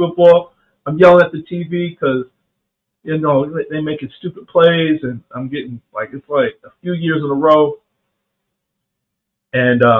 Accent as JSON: {"language": "English", "town": "Anderson", "region": "South Carolina", "country": "United States", "tie": "born or raised there", "also_born_or_lived": "Columbus, Ohio", "said": "where I'm from in South Carolina, Anderson, South Carolina, is upstate"}